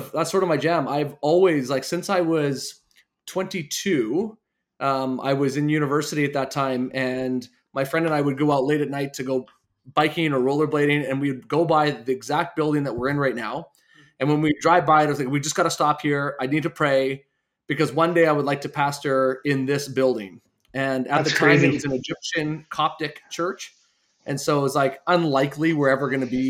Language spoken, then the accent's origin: English; Winnipeg, Manitoba, Canada; also born or lived in Steinbach; So I grew up here in Winnipeg, and then I moved to Steinbach for 11 years